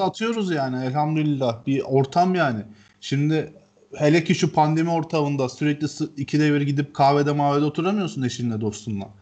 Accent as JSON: {"language": "Turkish", "town": "Ceyhan", "region": "Adana", "country": "Turkey", "tie": "born or raised there", "moved": "yes", "said": "Ceyhan'da büyüdüm ben bir hayatımın bir döneminde"}